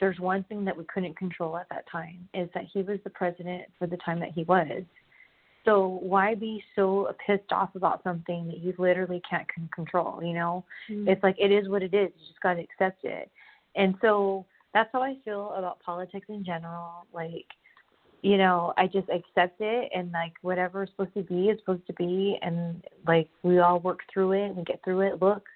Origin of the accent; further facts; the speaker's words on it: Southern California, United States; moved away as an adult; also born or lived in Kentucky; I grew up in SoCal